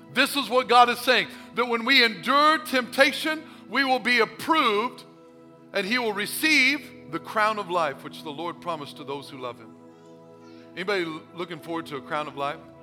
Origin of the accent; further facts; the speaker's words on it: Missouri, United States; I'm from Missouri. Show me state